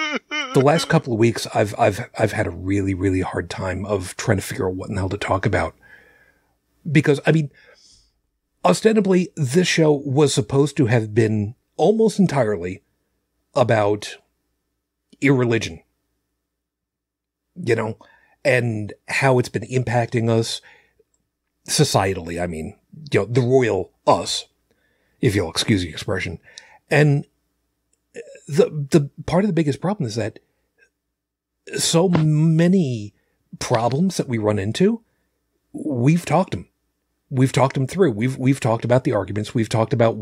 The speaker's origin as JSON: {"language": "English", "area": "Long Island", "region": "New York", "country": "United States", "tie": "born or raised there", "moved": "yes", "said": "I came from Long Island"}